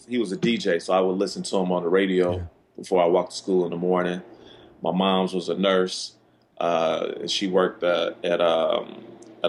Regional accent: Chicago, Illinois, United States; I grew up in like you said, on the South Side of Chicago

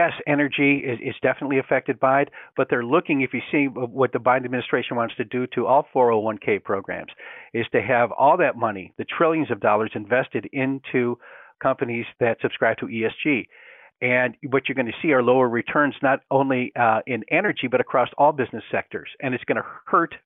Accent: Great Lakes, United States; I grew up on Lake Erie, so I know all about cold weather

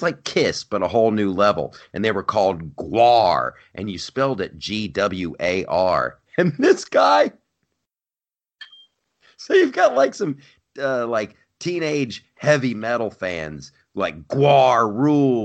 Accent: California, United States; moved away as an adult; now in New York, United States; my home state, but I might actually be back in California

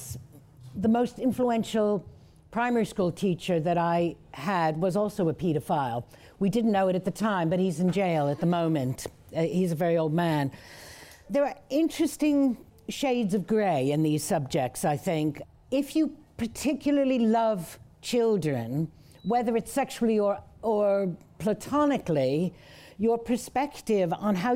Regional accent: United States; I grew up in America.

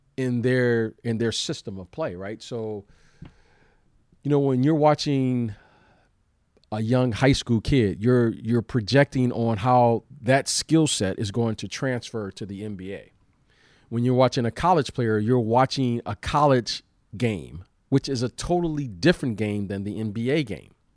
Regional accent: United States; We're from the United States

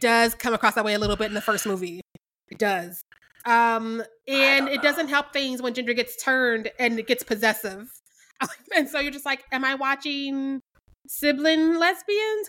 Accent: Missouri, United States; I'm from Missouri

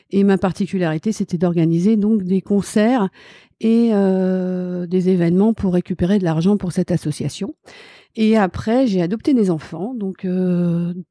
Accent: Ris-Orangis, Île-de-France, France; born there; j'ai 53 ans, je suis née à Rissorangis, je viens d'une famille relativement euh, classique

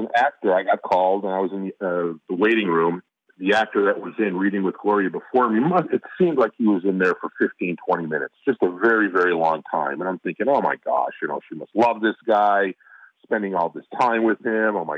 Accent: Chicago, Illinois, United States; now in Los Angeles, United States; my hometown

